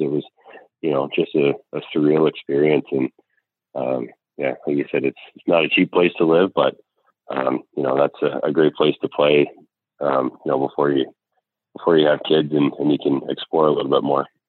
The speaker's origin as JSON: {"language": "English", "town": "Caledonia", "region": "Ontario", "country": "Canada", "also_born_or_lived": "Huntsville, Alabama", "moved": "yes", "said": "I come from Caledonia. It's a really really small town, uh, hardworking parents"}